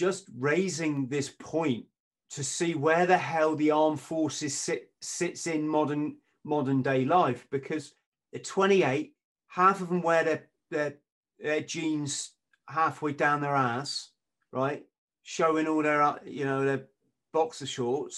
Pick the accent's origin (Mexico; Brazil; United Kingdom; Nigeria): United Kingdom; England; I'm an Englishman.